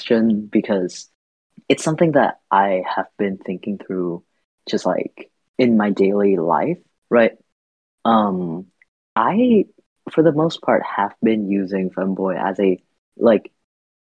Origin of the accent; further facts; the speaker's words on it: Vietnam; now in United States; I grew up in Vietnam. I've spent most of my like adult years in the US, but my sort of formative years, just in general, were largely spent in Vietnam